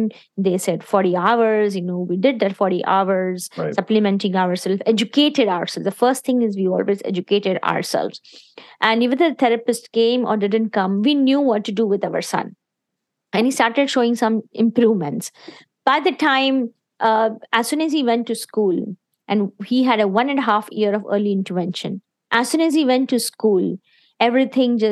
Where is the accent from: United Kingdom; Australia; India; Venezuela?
India; moved away as an adult; me and my husband, we are originally from India, and we came here, we got married, and in 1998, we came here